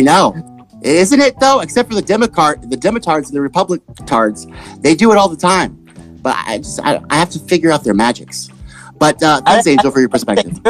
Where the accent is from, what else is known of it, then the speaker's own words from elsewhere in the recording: Texas, United States; I'm from Texas.